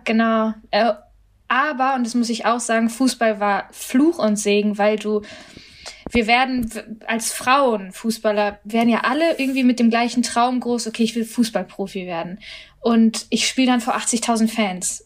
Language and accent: German; Germany; als Deutsche jetzt irgendwie stolz über meine Familie bringen will, sondern vor allem auch als als Inderin